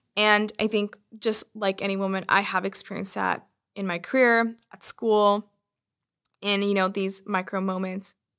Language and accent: English; Bay Area, California, United States; I grew up in the Bay Area, surrounded by technology and innovation